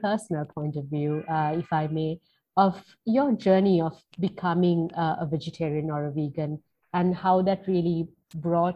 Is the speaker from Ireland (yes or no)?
no; Sri Lanka; growing up in Sri Lanka, I was a vegetarian here